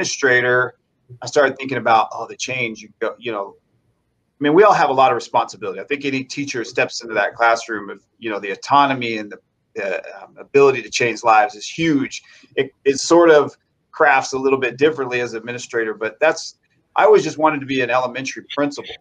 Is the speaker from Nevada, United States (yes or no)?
yes; Las Vegas, Nevada, United States; I am actually a native, born and raised here in Las Vegas